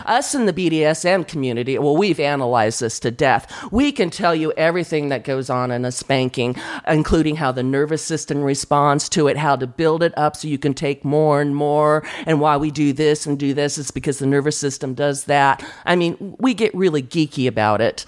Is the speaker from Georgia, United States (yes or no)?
no; San Diego, California, United States; I grew up in San Diego